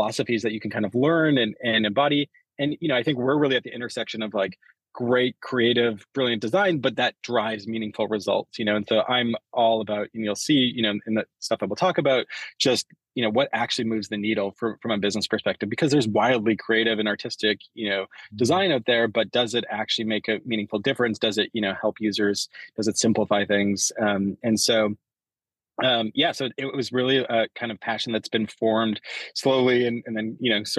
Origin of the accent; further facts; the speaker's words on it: Canada; I grew up in Canada